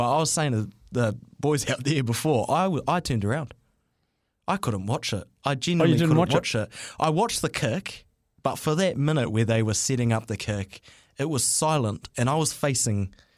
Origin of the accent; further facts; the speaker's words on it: Auckland, New Zealand; growing up in Auckland, being an Auckland boy